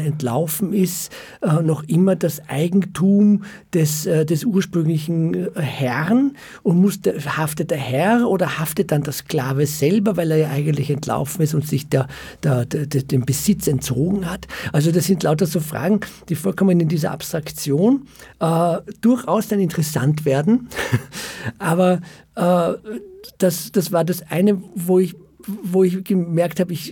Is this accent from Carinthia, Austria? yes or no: no; Vienna, Austria; born there; Äh, ja, ich bin in Wien geboren und, und mein Vater war äh, Flüchtling aus dem Zweiten Weltkrieg, also Holocaust-Überlebender und äh, ist in Wien gestrandet